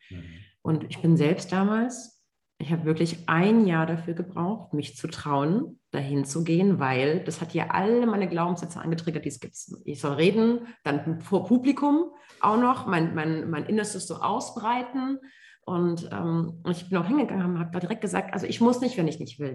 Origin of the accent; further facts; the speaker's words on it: Germany; ich ähm, gebürtige Deutsche bin, allerdings Wurzeln in Marokko und Tunesien habe